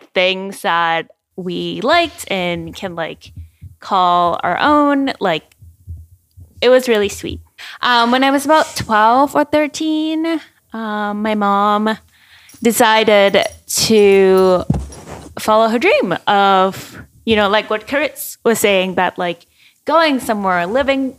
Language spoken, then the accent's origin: English; Thailand; English is a second language; moved away; So I'm originally from Thailand